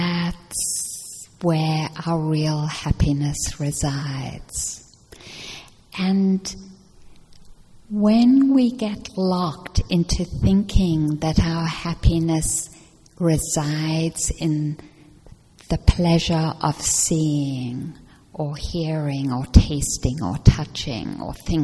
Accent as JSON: {"language": "English", "country": "South Africa", "tie": "born or raised there", "moved": "yes", "said": "I grew up in South Africa, and I grew up during the years of apartheid"}